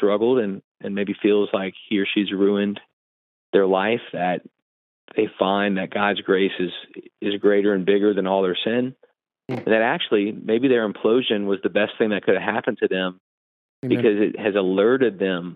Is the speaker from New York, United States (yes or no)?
no; New Orleans, Louisiana, United States; this small church I grew up in the New Orleans area